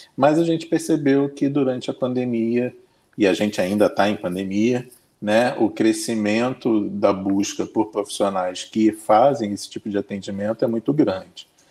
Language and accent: Portuguese; Brazil; Todos nós somos brasileiros